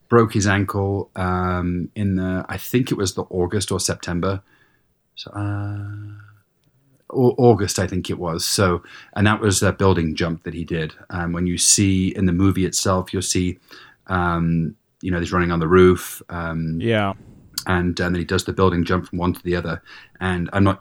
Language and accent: English; England, United Kingdom; moved away; I grew up in England